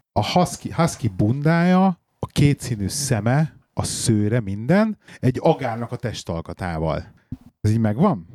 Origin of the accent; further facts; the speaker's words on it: Hungary; moved away as an adult; now in England; mi is Magyarországról vagyunk